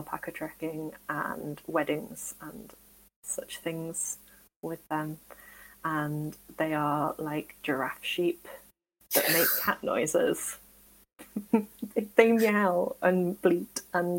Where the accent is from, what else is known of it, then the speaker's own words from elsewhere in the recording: Derbyshire-Nottingham border, East Midlands, United Kingdom; now in Nottingham, United Kingdom; I am relatively local. So I live in Nottingham. But originally, I am from the Derbyshire-Nottingham border